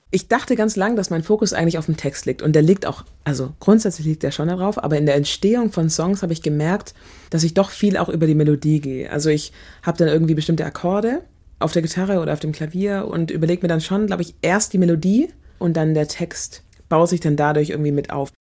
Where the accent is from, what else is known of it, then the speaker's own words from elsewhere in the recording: Germany; also born or lived in Nigeria (ancestry); hier aufgewachsen